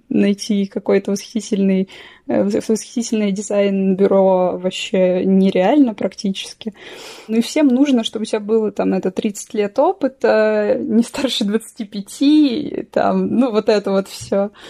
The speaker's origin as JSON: {"language": "Russian", "town": "Voronezh", "region": "Voronezh Oblast", "country": "Russia", "tie": "born or raised there", "said": "Я из Воронежа, да, я из Воронежа совсем. Ну, то есть я родилась"}